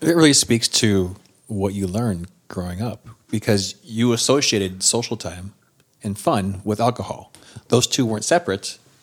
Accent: Sioux Falls, South Dakota, United States; I'm originally from Sioux Falls

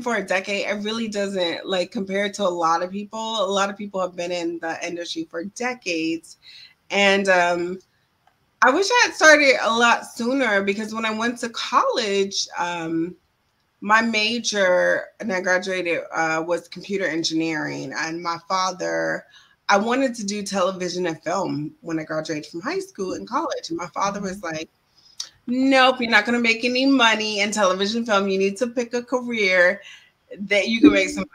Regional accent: Central Florida, United States; moved away as an adult; also born or lived in New York; now in Washington, D.C., United States; I'm originally from Florida, Central Florida, to be exact. But I've been in New York for over 15 years. And I just moved to the DMV, Washington, D.C. area

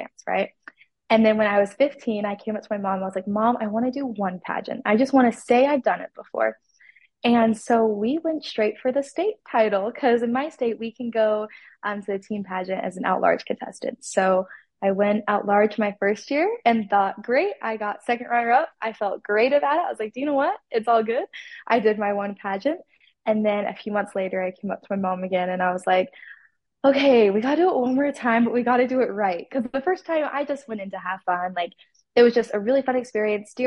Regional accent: Salem, Utah, United States; I am from Salem, Utah.

